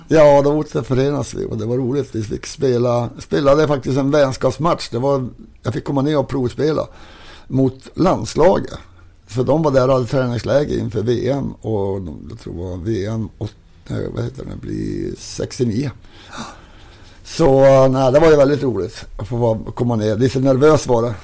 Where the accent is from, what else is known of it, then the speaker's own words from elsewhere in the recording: Kiruna, Norrbotten County, Sweden; also born or lived in Salmi; när jag växte upp i Kiruna